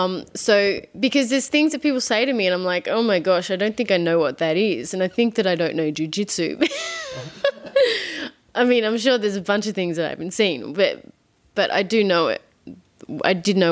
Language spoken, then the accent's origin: English; Australia; accent: Australian; moved away as an adult; on the phone to my family back in Australia, they all laugh at me because I'm like British. I'm like, no, I'm not. So I want to keep my Australian accent for as long as I can, but I've been living here for 9 years